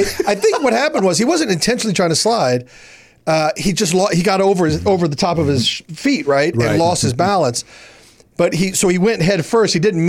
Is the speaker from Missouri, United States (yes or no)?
yes; Kansas City, Missouri, United States; Kansas City.